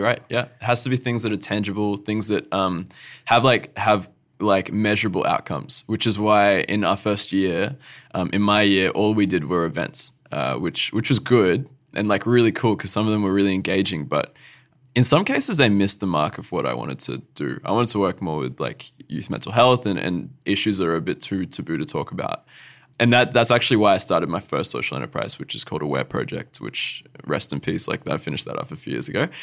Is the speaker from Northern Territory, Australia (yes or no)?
yes; Alice Springs, Northern Territory, Australia; moved away as an adult; now in Adelaide, Australia; my hometown where I grew up, where I call home, is Alice Springs